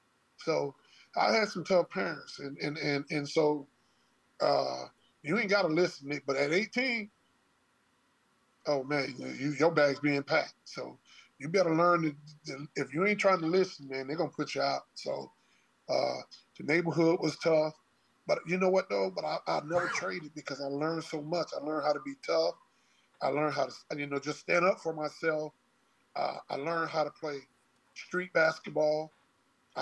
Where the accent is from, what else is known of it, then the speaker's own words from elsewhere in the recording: Hendley Homes / Edisto Court, South Carolina, United States; I grew up next to the project called Henley Homes. I'm from Edisto Court